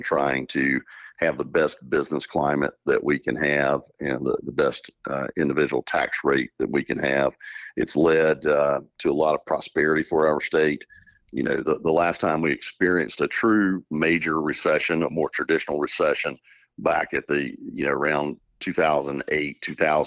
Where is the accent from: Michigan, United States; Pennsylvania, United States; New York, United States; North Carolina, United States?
North Carolina, United States; Eastern; I'm from Eastern North Carolina, and the people of the East are my people.